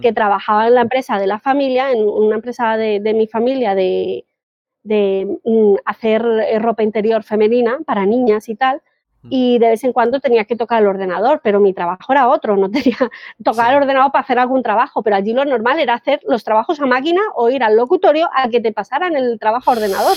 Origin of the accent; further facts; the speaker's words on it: Colombia; yo soy colombiana